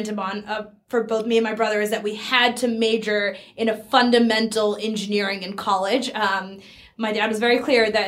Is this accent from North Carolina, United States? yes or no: no; Burlington, Massachusetts, United States; also born or lived in San Francisco / India; I grew up in Burlington, Massachusetts